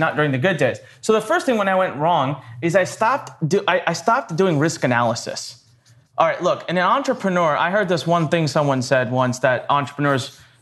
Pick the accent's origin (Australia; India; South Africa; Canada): India; Punjab; now in Maryland, United States; I'm actually Punjabi, so I'm from north part